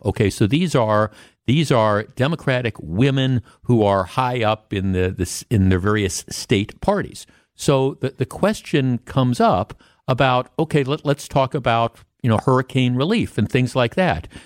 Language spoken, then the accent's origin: English; Milwaukee, Wisconsin, United States; I grew up on the North Shore of Milwaukee